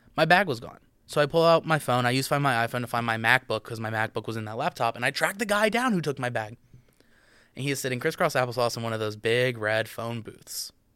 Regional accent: United States; I'm an American

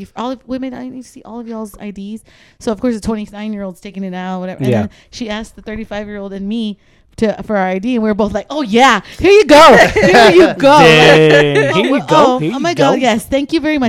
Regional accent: San Antonio, Texas, United States; Okay, we're from San Antonio. I remember when the Spurs were bad.

